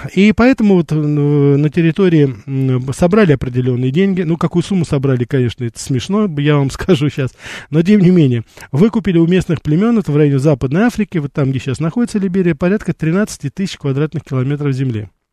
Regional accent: Armenia; also born or lived in Brighton Beach, New York; now in New York, United States

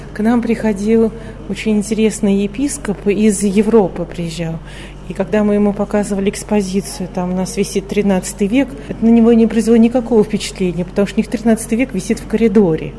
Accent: Moscow, Russia; я говорю как москвичка

